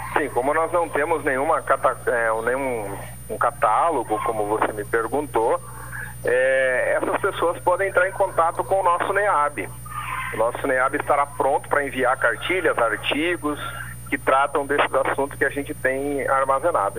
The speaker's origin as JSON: {"language": "Portuguese", "region": "Paraná", "country": "Brazil", "moved": "yes", "said": "principalmente lá na minha terra, eu sou paranaense, falava-se muito do criado mudo"}